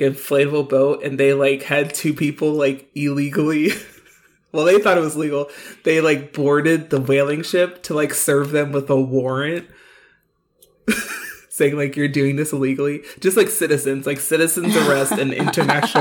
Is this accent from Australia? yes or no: no; United States; moved away; also born or lived in China; being an American and being a light skinned woman, an American in China